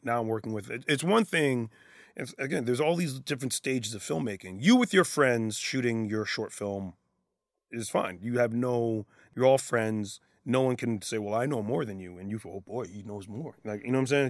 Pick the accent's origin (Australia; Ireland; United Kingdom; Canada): Canada; being Canadian